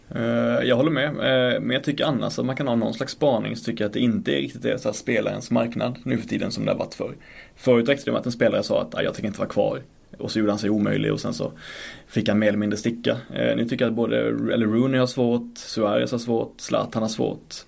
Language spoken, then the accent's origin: Swedish; Blekinge, Sweden; now in Stockholm, Sweden; Jag kommer ju från äh, Blekinge. Så jag kommer inte från Storsvenskan här uppe i Stockholm.